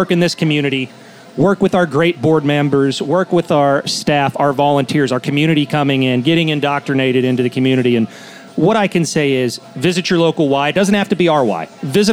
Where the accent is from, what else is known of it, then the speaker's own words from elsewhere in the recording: Pittsburgh, Pennsylvania, United States; also born or lived in Philadelphia; now in Norwalk, United States; I'm from Pittsburgh